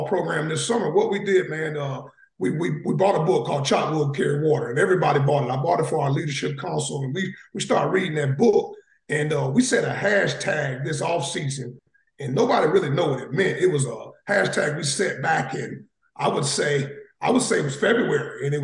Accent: Cleveland, Ohio, United States; moved away; also born or lived in Atlanta, Georgia / Savannah, Georgia; I was born and raised in Cleveland, Ohio. Then I moved to Atlanta, Georgia. I ended up going to high school in Atlanta, Georgia

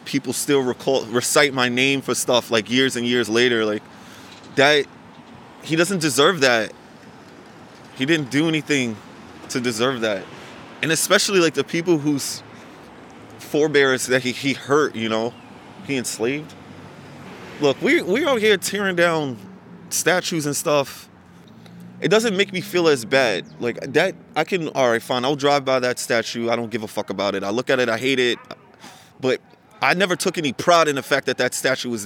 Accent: New York, United States; I grew up on 92nd in Columbus

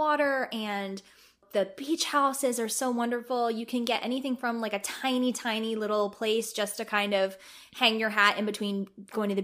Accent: New Jersey, United States; I'm from New Jersey. So I've spent my whole life spending a lot of time at the Jersey Shore during the summer.

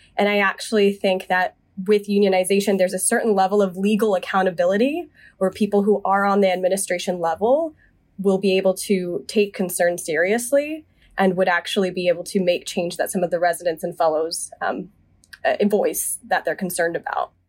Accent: Charlotte, North Carolina, United States; moved away as an adult; now in Boston, United States; I was born and raised in the South. I'm from Charlotte, North Carolina

